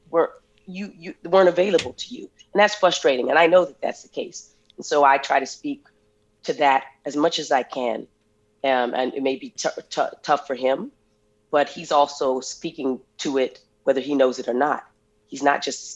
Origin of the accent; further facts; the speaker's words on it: Flagstaff, Arizona, United States; coming from Flagstaff, Arizona